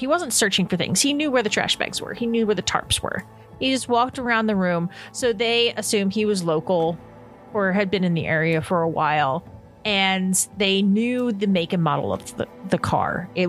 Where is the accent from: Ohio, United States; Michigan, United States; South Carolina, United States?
Ohio, United States; Mount Vernon; Yeah, the state of Mount Vernon, Ohio. Mount Vernon, Ohio.